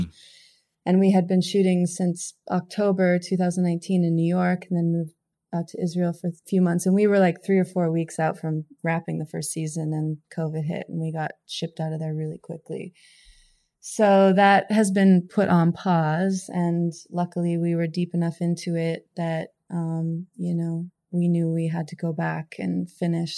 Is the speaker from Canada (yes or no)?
yes; Fernie, British Columbia, Canada; now in California, United States; I'm from Canada. My hometown, Fernie, is where my my mom is